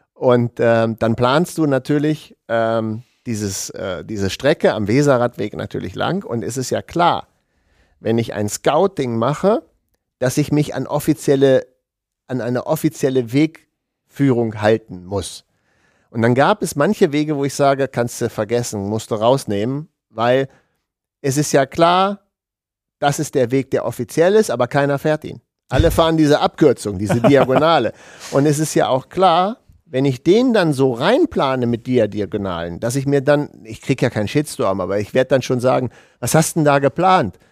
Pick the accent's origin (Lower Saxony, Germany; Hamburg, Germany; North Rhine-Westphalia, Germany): Lower Saxony, Germany; Hanover region; es ist ja auch meine Heimat